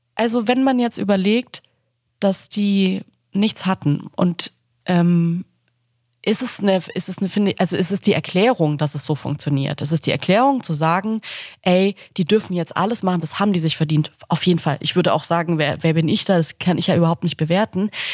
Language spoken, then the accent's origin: German; Swabia, Germany; Und zwar bin ich im Schwabenland geboren.